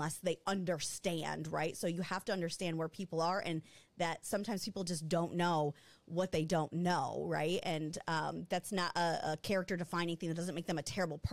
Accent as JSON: {"language": "English", "region": "Michigan", "country": "United States", "tie": "born or raised there", "moved": "as an adult", "said": "People in Michigan, I'd been gone for almost 10 years"}